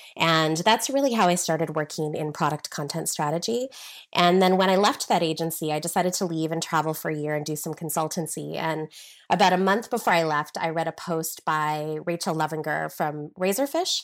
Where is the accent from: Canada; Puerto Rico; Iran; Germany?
Canada; Regina, Saskatchewan; moved away as an adult; also born or lived in United Kingdom; I'm originally from Regina, Saskatchewan, um, the middle of nowhere, Canada, basically